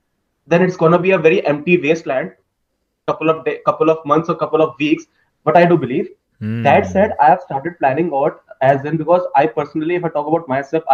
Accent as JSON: {"language": "English", "country": "India", "said": "Actually, I'm from India."}